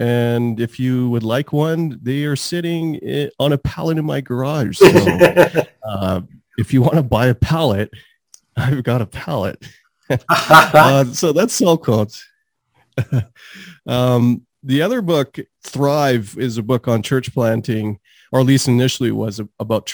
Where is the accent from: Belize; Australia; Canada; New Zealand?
Canada; Calgary, Alberta; also born or lived in Trinidad; I've lived in Calgary for almost my whole life, so over 37 years around that, but I was born in Trinidad